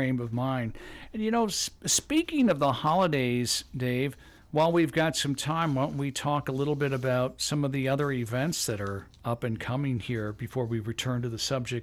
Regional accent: Detroit, Michigan, United States; moved away; when I grew up in Detroit

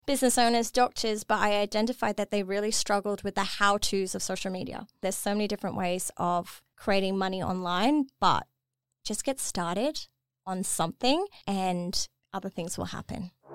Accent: Dubai, United Arab Emirates; moved away as an adult; I was born and raised in Dubai

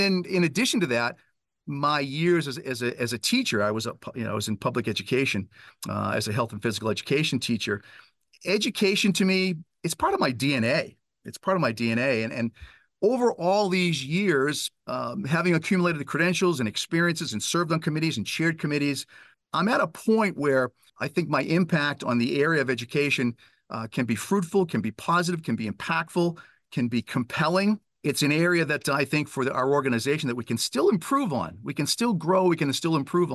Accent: Weymouth, Massachusetts, United States; I was a high school coach back in my hometown of Weymouth, Massachusetts

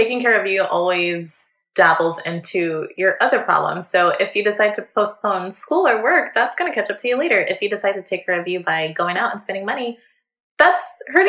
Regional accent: Buffalo, New York, United States; Hey, I'm from Buffalo, so they're my neighbors.

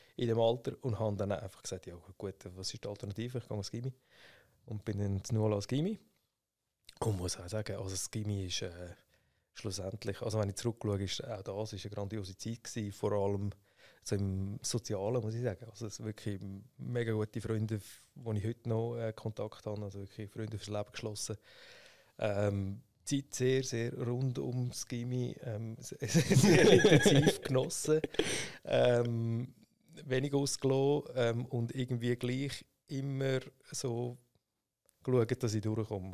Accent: Schwyz, Switzerland; also born or lived in St. Gallen; Ich bin im Kanton Schweiz äh, aufgewachsen, in Sibne

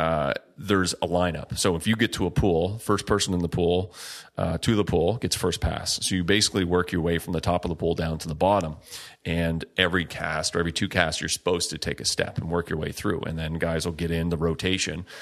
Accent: Margaree River, Nova Scotia, Canada; where I grew up on the Mercury River, salmon fishing river

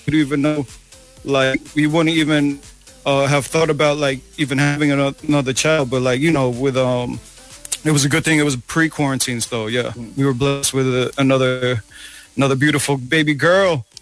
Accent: New York City, New York, United States; now in Toronto, Canada; we didn't even know what a Filipino was growing up in New York City

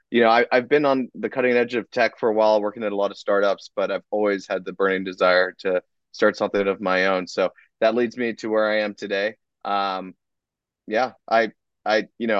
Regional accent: Los Angeles, California, United States; moved away as an adult; also born or lived in New York; I grew up in Los Angeles, in the Calabasas area

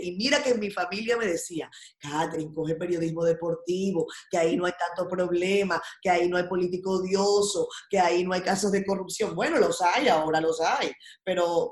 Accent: Venezuela; now in Dominican Republic; mi infancia navideña venezolana

